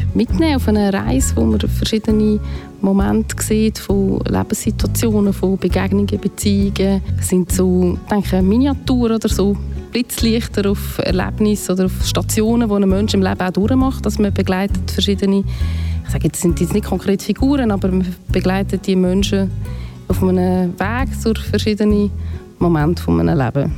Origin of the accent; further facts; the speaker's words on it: near Aarau, Aargau, Switzerland; ich bin in der Nähe von Aarau aufgewachsen